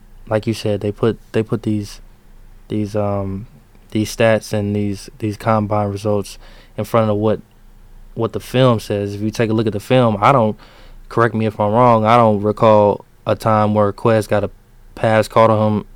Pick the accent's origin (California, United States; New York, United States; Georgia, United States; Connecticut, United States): Georgia, United States; now in Michigan, United States; I'm from Georgia.